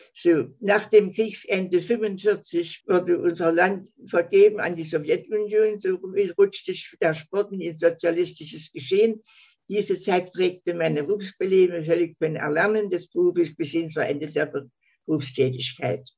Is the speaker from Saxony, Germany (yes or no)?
yes; Leipzig, Saxony, Germany; also born or lived in Schwerin; Ich wurde 28 in Leipzig geboren.